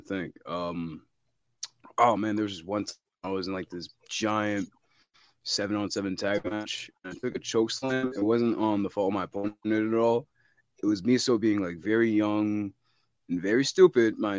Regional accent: Camden, New Jersey, United States; born and raised in Camden, New Jersey.

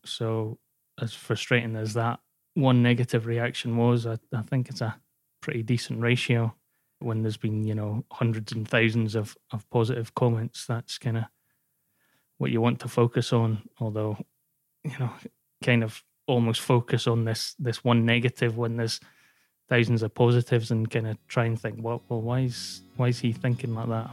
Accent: Scotland, United Kingdom; moved away; also born or lived in Wales / Glasgow; I moved back up to Scotland 'cause I'm originally from Scotland and then we moved down to Wales and I kinda made my way home back up.

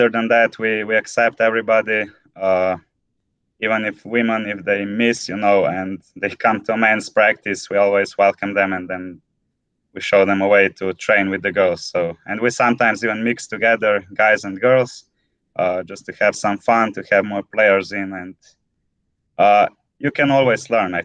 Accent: Ljubljana, Slovenia; I come from Slovenia, from the capital, Ljubljana

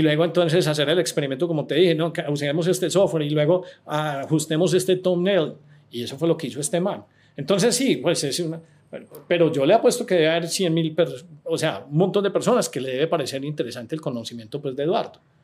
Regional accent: Medellín, Antioquia, Colombia; moved away as an adult; also born or lived in San Francisco / Miami; yo soy de Medellín, a mí me gusta Medellín

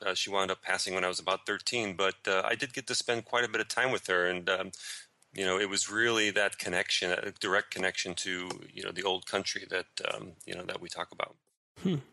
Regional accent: Florida, United States; moved away as an adult; also born or lived in Chicago, Illinois; now in Rome, Italy; I grew up in Chicago until I was about eight, and that's that's when my family moved down to Florida

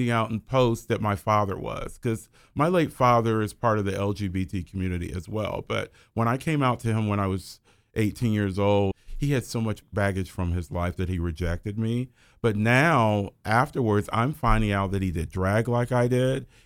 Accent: Dayton, Ohio, United States; I lived in downtown Dayton in my early life, and then I lived in Trotwood.

